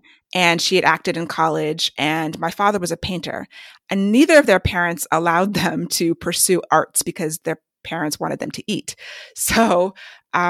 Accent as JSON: {"language": "English", "region": "Maryland", "country": "United States", "tie": "born or raised there", "also_born_or_lived": "New York / Washington, D.C. / New Jersey", "said": "born in New York, and then we lived in D.C. and then New Jersey and finally Maryland. So I call Maryland home because I've lived here since I was about 10, but the first 10 years we moved around a lot"}